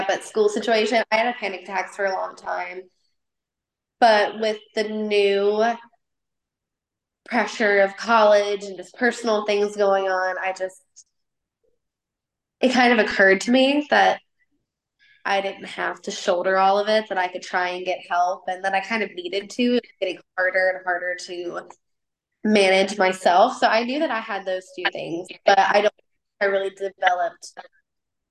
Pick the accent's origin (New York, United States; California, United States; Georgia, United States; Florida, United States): Florida, United States; Southwest; I'm also from Southwest Florida, youngest of 5